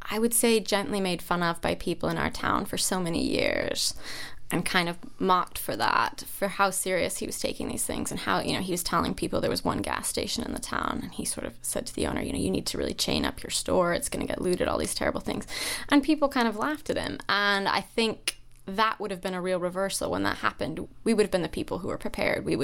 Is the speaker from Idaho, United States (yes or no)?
yes; Idaho, United States; my hometown had 200 people in it. It's this extremely isolated farming community in Idaho.